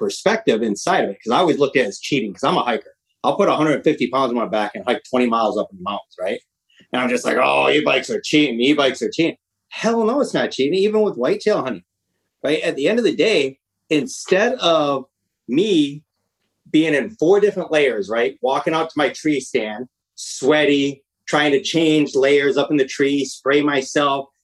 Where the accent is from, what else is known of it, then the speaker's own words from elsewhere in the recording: Michigan, United States; now in Washington, United States; I'm a Midwest. I'm originally from Michigan. I live in Washington now